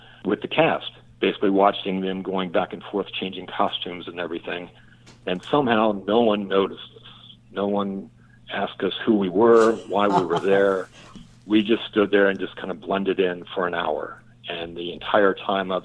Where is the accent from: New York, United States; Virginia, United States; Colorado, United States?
Virginia, United States; Richmond; moved away; I applied for a job in Richmond, Virginia, which is my hometown.